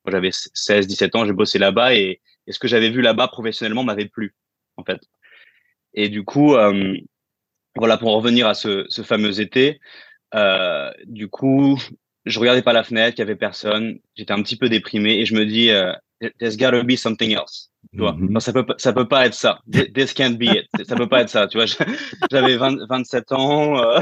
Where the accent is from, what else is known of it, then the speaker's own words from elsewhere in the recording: France; moved away as an adult; Euh, ça fait huit ans que j'ai quitté la France.